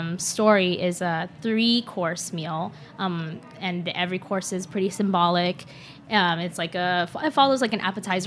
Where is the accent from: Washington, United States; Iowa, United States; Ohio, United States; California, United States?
Washington, United States; Seattle; moved away as an adult; also born or lived in Shanghai, China; now in New York, United States; but I grew up in Seattle and went to college in Seattle